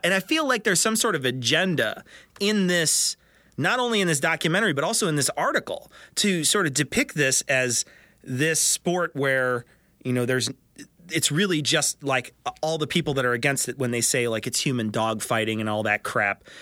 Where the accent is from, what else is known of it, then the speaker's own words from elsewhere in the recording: Chicago, Illinois, United States; I'm from Chicago